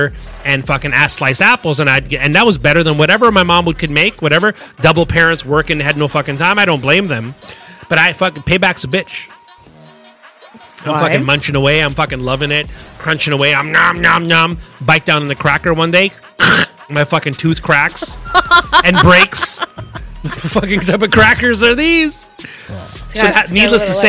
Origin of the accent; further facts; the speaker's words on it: Canada; So I'm Canadian born. My parents' background from Serbia